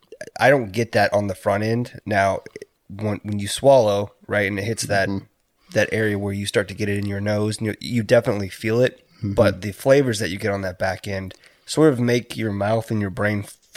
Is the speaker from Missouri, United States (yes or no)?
no; Texas, United States; born there; I was born in Texas. I don't necessarily call it home, but it's like I've got family that lives in Houston.